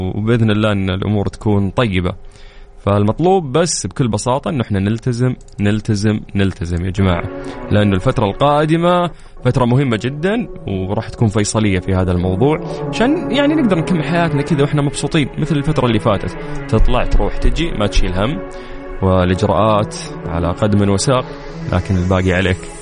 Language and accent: Arabic; Saudi Arabia; عندنا في المملكة العربية السعودية